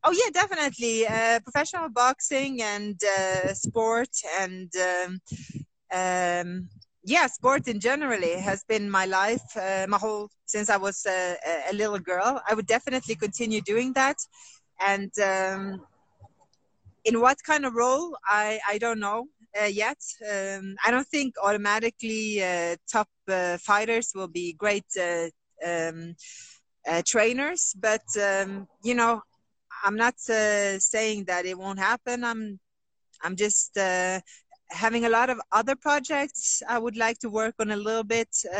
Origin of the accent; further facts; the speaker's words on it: Oslo, Norway; also born or lived in Colombia; I grew up in Oslo, Norway, having everything I needed